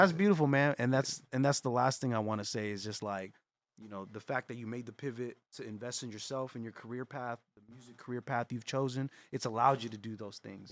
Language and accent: English; San Jose, California, United States; we're from San Jose